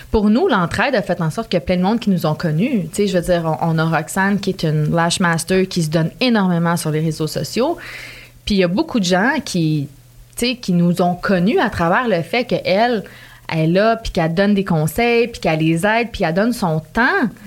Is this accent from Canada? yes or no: yes; Canada; je sais pas si les gens, à cause que je venais du Canada